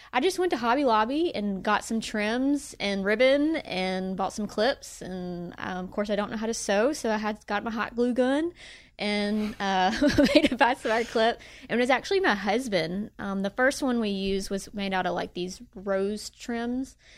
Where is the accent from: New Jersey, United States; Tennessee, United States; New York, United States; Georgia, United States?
Tennessee, United States; Bartlett; I grew up in Bartlett, Tennessee